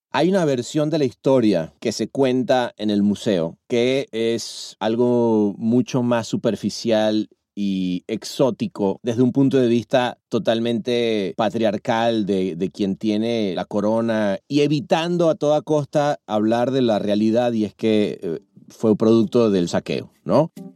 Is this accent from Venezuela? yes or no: yes; Venezuela; moved away; also born or lived in Mexico / Los Angeles; Soy venezolano de nacimiento y mexicano de corazón